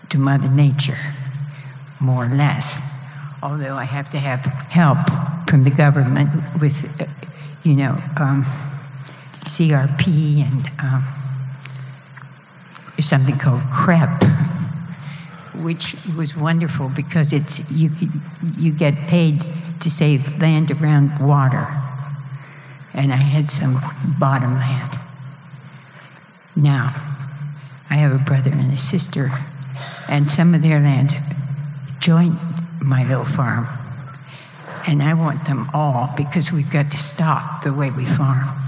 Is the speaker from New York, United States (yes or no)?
no; Ohio, United States; moved away; I'm from Ohio, and when I was younger, I left